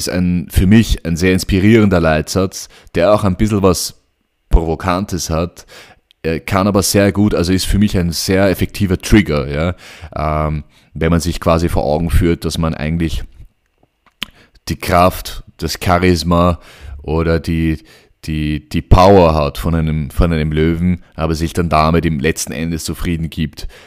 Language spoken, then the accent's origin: German; Vienna, Austria; also born or lived in Cairo, Egypt; Äh, ich bin in Wien aufgewachsen. Ähm, als Sohn ägyptischer Eltern, habe in Wien, äh, bin in Wien zur Schule gegangen, aufgewachsen, in Kairo geboren